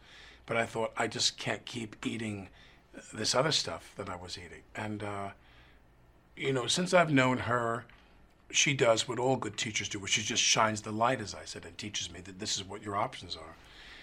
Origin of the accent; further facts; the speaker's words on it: New York, United States; I grew up in New York where you turned on, I still drink New York City tap water